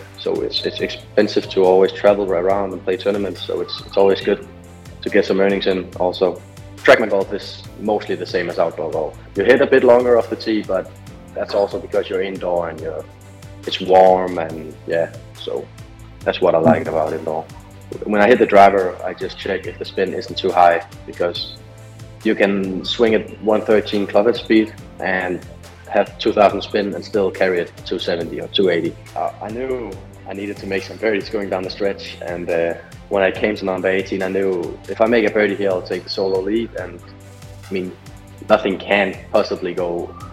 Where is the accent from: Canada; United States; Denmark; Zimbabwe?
Denmark; I'm 17 years old and I'm from Denmark. I'm a part of the Danish national team